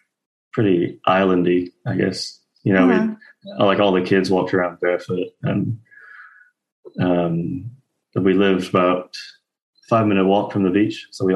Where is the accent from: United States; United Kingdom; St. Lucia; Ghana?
St. Lucia; moved away; also born or lived in Canada; I grew up in the Caribbean on an island called St. Lucia.